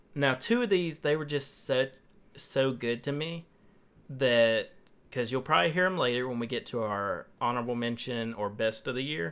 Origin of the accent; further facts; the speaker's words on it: Toddleton, Georgia, United States; had most of his, you know, younger years growing up on Toddleton, Georgia